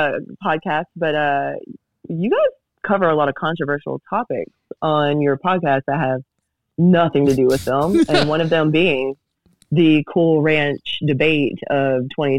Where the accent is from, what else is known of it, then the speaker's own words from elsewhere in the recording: Kentucky, United States; I was born in Kentucky, and I am 99.9% hella inbred according to 23andMe.